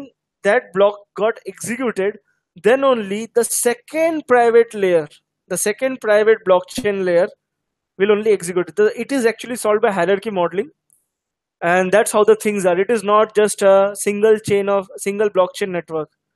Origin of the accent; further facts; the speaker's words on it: Hyderabad, Telangana, India; I am from Hyderabad